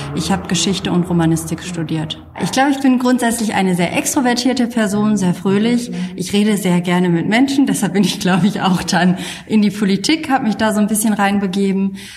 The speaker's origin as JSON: {"language": "German", "town": "Kamp-Lintfort", "region": "North Rhine-Westphalia", "country": "Germany", "tie": "born or raised there", "also_born_or_lived": "Xanten", "moved": "as an adult", "lives_now": "Düsseldorf, Germany", "said": "die restlichen 18 Jahre bis zu meinem Auszug in Kamp Lindfort, ähm, der Zechen- und Klosterstadt, aufgewachsen."}